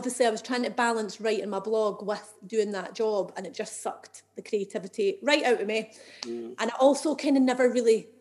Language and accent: English; Edinburgh, Scotland, United Kingdom; I'm from Edinburgh, and I've always lived here